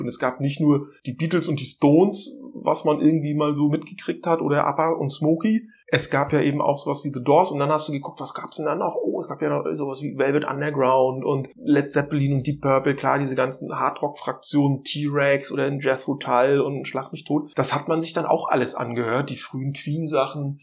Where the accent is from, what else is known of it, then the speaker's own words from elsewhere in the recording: northern East Germany, Germany; Als Ossi